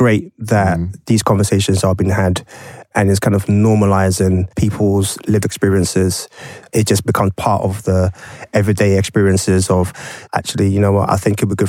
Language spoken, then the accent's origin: English; Ghana; you know straight away I'm Ghanaian.